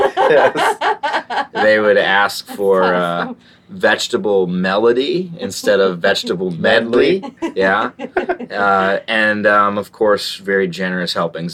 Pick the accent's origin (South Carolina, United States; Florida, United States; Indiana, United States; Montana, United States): South Carolina, United States; also born or lived in Wolcott, Connecticut; My parents moved to South Carolina when I was in, like, second grade, because my mom's dad, my mom's parents moved down to South Carolina for the weather, so they followed them. And I'm a Southerner, but I have, like, this Polack last name